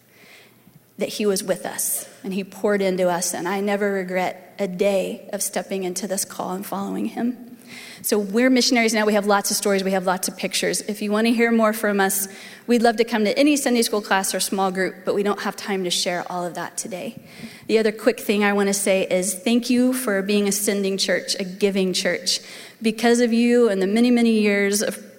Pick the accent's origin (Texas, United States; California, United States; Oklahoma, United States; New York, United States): Oklahoma, United States; Edmond; I grew up in Waterloo Church of the Nazarene, just north of here, out in North Edmond.